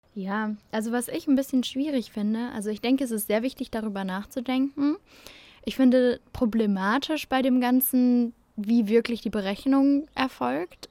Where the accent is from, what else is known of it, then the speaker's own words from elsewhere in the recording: Germany; bei uns in Deutschland